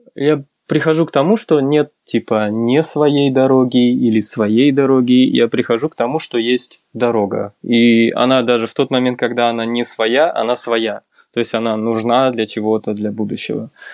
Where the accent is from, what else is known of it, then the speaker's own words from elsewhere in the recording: Karaganda, Karaganda Region, Kazakhstan; moved away as an adult; also born or lived in New York / California; now in Almaty, Kazakhstan; Я из Караганды родом, э, учился, в принципе, школу всё закончил здесь